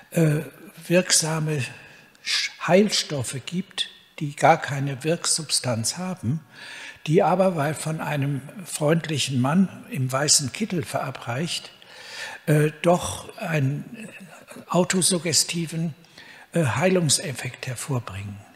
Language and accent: German; Cologne, North Rhine-Westphalia, Germany; Äh, ich bin im Hillige Kölle groß geworden